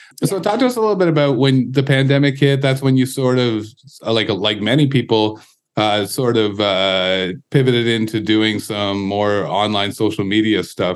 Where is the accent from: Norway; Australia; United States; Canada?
Canada; we're dumbass Canadian